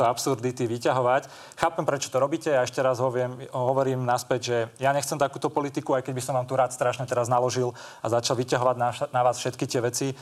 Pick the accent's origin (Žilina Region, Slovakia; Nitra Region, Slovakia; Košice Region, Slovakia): Žilina Region, Slovakia; Kysuce; ja sám pochádzam z Kisu, z dediny